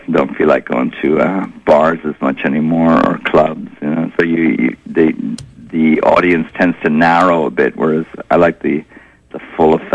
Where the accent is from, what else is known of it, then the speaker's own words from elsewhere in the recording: Ireland; moved away as an adult; now in New York, United States; growing up in Ireland and the scene in Ireland in the 70s and then coming over here and living in New York on the Lower East Side